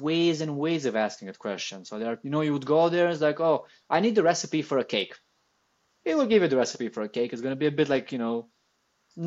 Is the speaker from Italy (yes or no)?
yes; Italy; I come from Italy